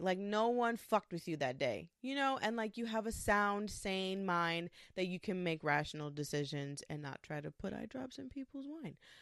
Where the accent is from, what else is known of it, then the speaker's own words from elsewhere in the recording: New York, United States; I am from New York. I'm a Puerto Rican woman.